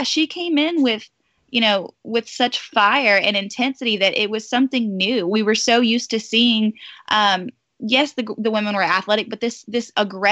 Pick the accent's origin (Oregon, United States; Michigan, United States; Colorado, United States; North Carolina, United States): North Carolina, United States; I was from North Carolina